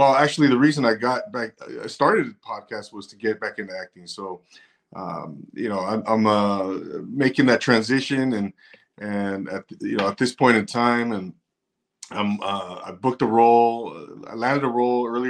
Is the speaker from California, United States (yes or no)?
yes; Rancho Cucamonga, California, United States; also born or lived in 805 area code, California (Central Coast); now in 805 area, California, United States; I'm originally from Rancho Cucamonga, California. Inland Empire, Navy vet, and now I'm here in the 805